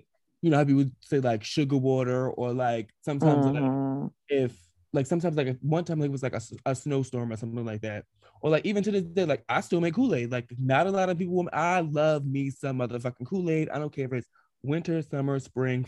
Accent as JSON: {"language": "English", "town": "New York City", "region": "New York", "country": "United States", "tie": "born or raised there", "said": "I grew up in the New York City housing projects"}